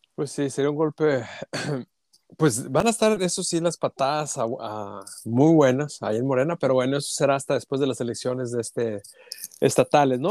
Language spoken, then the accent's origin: Spanish; Saltillo, Coahuila, Mexico; yo soy de Saltillo